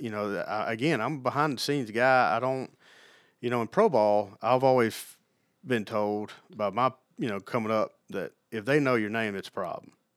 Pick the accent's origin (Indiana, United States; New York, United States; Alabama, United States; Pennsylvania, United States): Alabama, United States; moved away as an adult; also born or lived in Mississippi / Los Angeles; now in Knoxville, United States; I grew up, you know, an hour from Tuscaloosa, right on the Mississippi-Alabama state line.